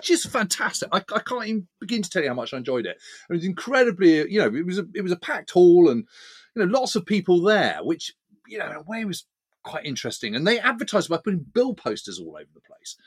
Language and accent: English; United Kingdom; as a Brit